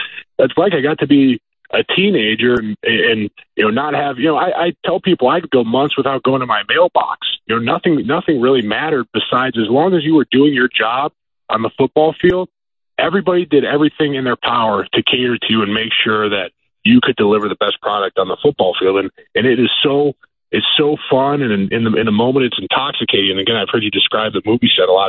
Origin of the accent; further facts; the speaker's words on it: Ohio, United States; I live in my hometown, so I probably get a little bit more of that than I would if I was still living in my NFL city, or I played at a big school here in Ohio